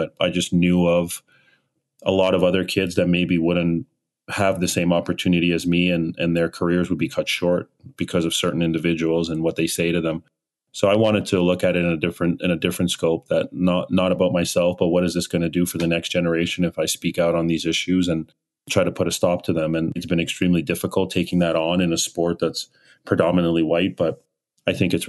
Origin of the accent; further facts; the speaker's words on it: Nigeria; born there; Had my brother in Kiev in 83 and then ended up moving back to Nigeria where I was born in 89.